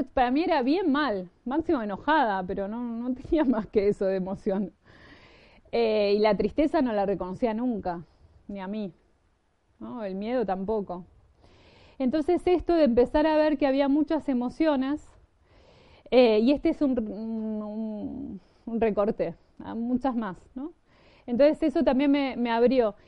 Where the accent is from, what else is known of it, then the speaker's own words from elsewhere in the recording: Argentina; moved away; Yo vengo de Argentina